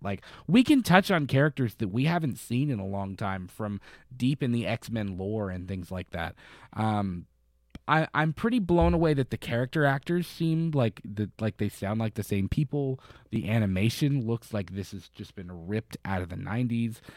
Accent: Florida, United States; now in Kentucky, United States; I grew up in Florida where, like, we were in hurricanes

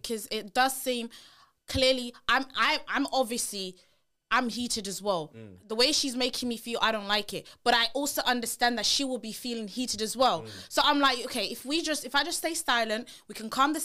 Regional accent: Nigeria; I'm a Nigerian girl

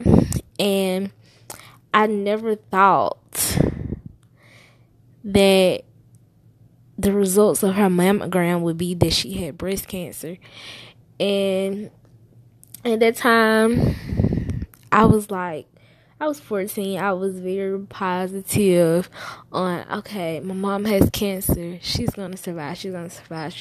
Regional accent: Alabama, United States; I was born in Alabama

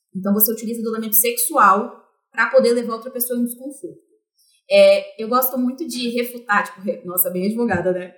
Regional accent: Vitória, Espírito Santo, Brazil; now in São Paulo, Brazil; eu sou originalmente de Vitória, Espírito Santo, apesar de morar em São Paulo hoje. É, então, eu sou capixaba, é, da gema mesmo

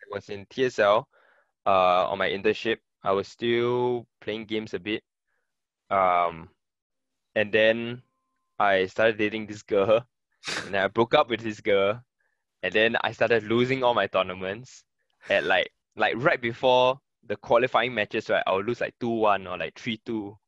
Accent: Singapore; also born or lived in Germany; Singapore is already my home for the longest time

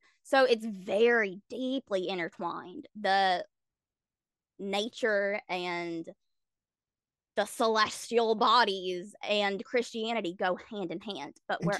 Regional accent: South Carolina, United States; So I grew up in South Carolina because my dad was in the military.

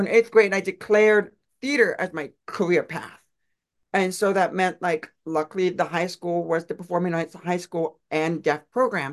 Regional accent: Louisiana, United States; now in Los Angeles, United States; I'm Louisiana, which means I'm Cajun

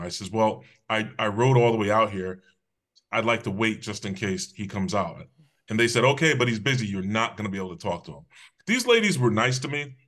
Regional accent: Hamden, Connecticut, United States; also born or lived in New Haven, Connecticut / West Haven, Connecticut; I was raised in Hamden, Connecticut.

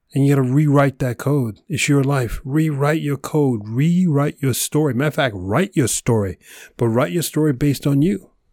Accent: New York, United States; Mister New Yorker, hardcore, you know, project boy, growing up in New York, concrete forest

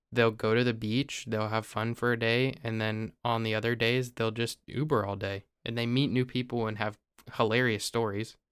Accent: Ohio, United States; I live in Ohio

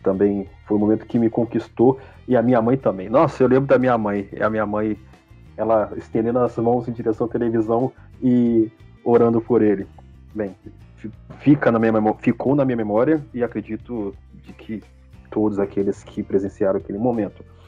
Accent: Brazil; enquanto brasileiros

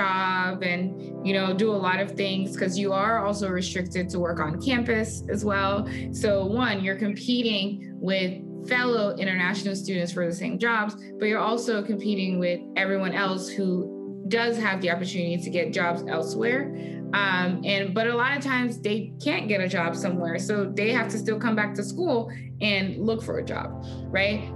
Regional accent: Nigeria; moved away as an adult; also born or lived in Houston, Texas; now in United States; I am an immigrant. I moved to US from my home country, Nigeria, for college, and I've lived here ever since

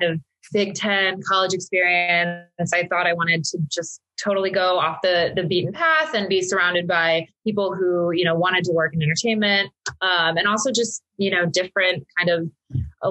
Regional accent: Michigan, United States; moved away as an adult; also born or lived in New York; now in Los Angeles, United States; I grew up in Michigan

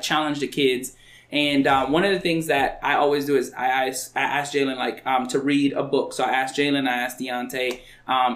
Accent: North Dakota, United States; I'm from North Dakota too

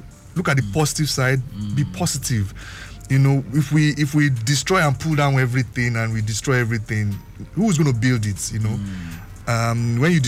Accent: Nigeria; I'm a Nigerian

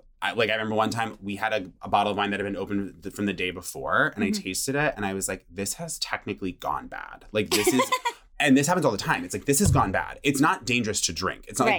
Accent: Vermont, United States; I grew up in Vermont.

